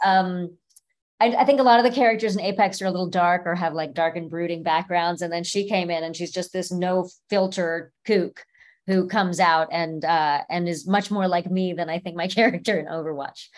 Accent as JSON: {"language": "English", "area": "Orange County", "region": "California", "country": "United States", "tie": "born or raised there", "also_born_or_lived": "Cleveland, Ohio", "said": "I was born in Cleveland, but I was raised in Orange County, California"}